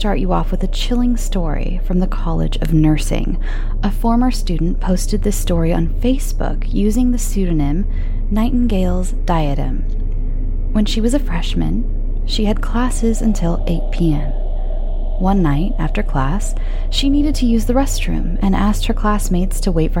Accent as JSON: {"language": "English", "country": "United States", "accent": "flat American", "said": "my flat American accent"}